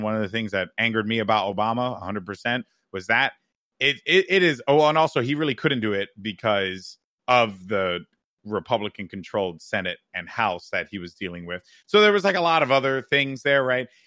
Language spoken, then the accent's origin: English; United States